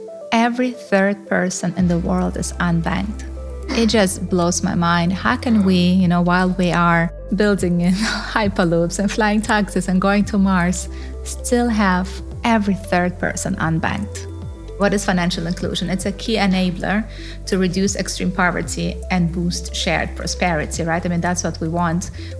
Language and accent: English; Germany; also born or lived in Kazakhstan / United States / United Kingdom / New Zealand; Well, I was born in Kazakhstan to a very mixed heritage family, a Russian-Ukrainian father, German-French mother, moved to Germany, went to high school in the U.S., went to university in the U.K. and New Zealand.